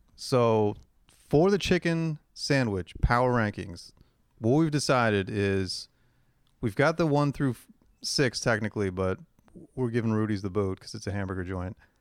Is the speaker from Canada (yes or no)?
yes; Hamilton, Ontario, Canada; growing up in Hamilton and the girls in my high school all play Transway